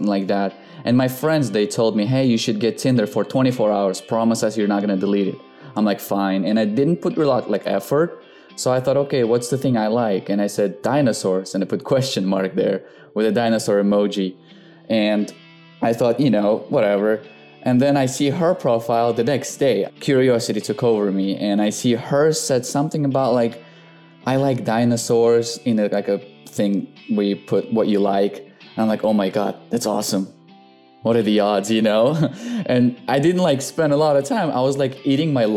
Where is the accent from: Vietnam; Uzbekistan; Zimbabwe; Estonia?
Uzbekistan; Tashkent; moved away; also born or lived in Florida; I'm from Tashkent City. That's a little city in Uzbekistan.